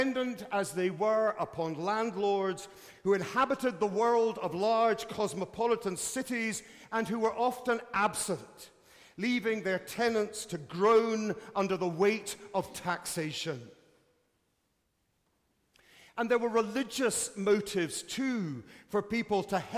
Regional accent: United Kingdom; As a Brit

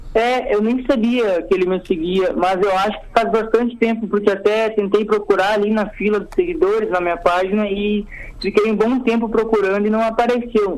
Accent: Santa Cruz do Sul, Rio Grande do Sul, Brazil; sou de Santa Cruz do Sul

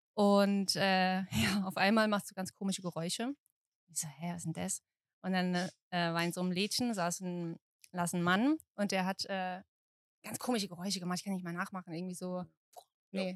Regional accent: Mannheim, Baden-Württemberg, Germany; Ich komme aus Mannheim.

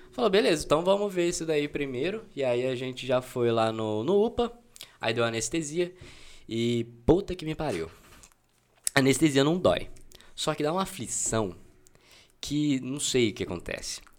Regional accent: Ribeirão Preto, São Paulo, Brazil; nasci aqui em Ribeirão, padrão, sou daqui, moro no Quintino 2.

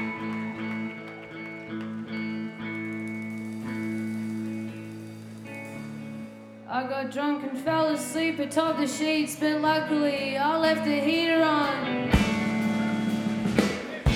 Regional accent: Melbourne, Victoria, Australia; We're from Melbourne in Australia

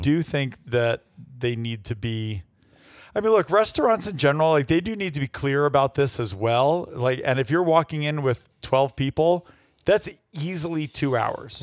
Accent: New York, United States; New York is my home state

